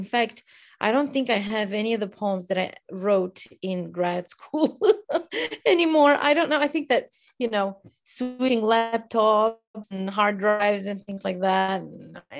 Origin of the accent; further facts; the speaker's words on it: Romania; English is a second language; moved away as an adult; also born or lived in Indiana, United States / Oklahoma, United States; now in United States; I hail from Romania. I came to the US to go to grad school